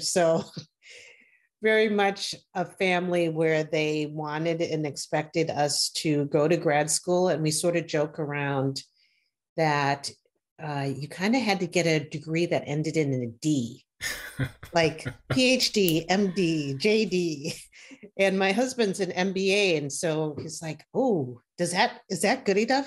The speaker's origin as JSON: {"language": "English", "region": "Wisconsin", "country": "United States", "said": "my home state of Wisconsin"}